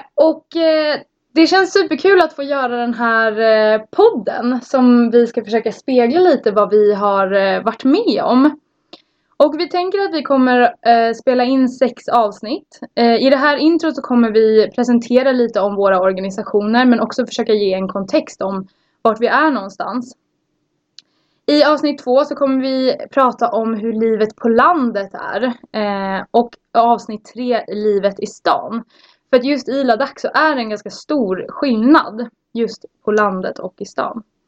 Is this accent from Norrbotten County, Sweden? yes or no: no; a small village outside Norrtälje, Stockholm County, Sweden; kommer från eh, en liten by utanför Norrtälje